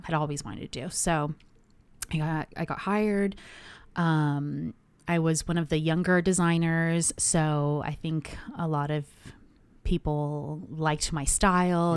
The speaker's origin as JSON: {"language": "English", "town": "Anaheim", "region": "California", "country": "United States", "tie": "born or raised there", "said": "born and raised in Anaheim"}